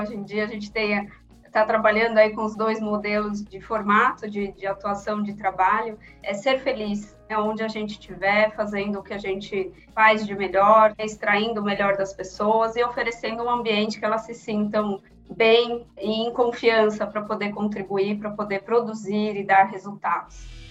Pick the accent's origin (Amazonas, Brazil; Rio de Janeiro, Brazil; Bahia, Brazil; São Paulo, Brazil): São Paulo, Brazil; nascida e criada aqui em São Paulo